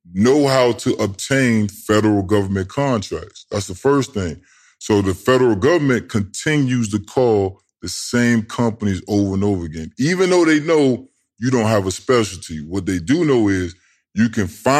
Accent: Tidewater, Virginia, United States; I'm from Tidewater

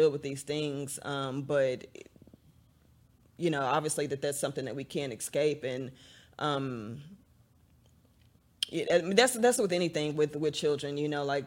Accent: Dallas, Texas, United States; I grew up partially in North Dallas, and then we moved to Northeast Dallas, where my mom still lives over by White Rock Lake

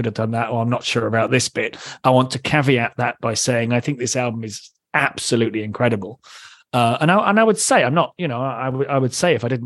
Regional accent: England, United Kingdom; accent: British; I'm an English guy

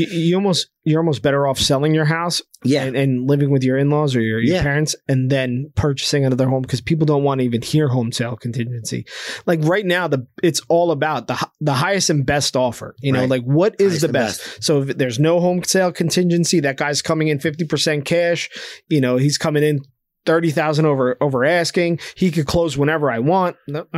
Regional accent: New Jersey, United States; We're people from New Jersey. We're not.

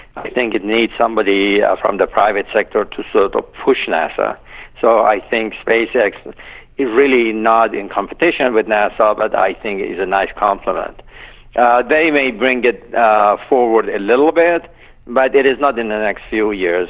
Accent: Iran; now in United States; I'm not Iranian. I'm Iranian American

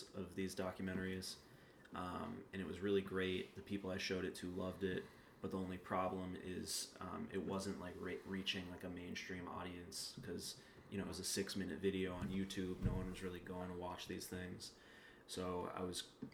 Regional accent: New York City, New York, United States; also born or lived in Los Angeles; I was born and raised in New York. Grew up in Union Square

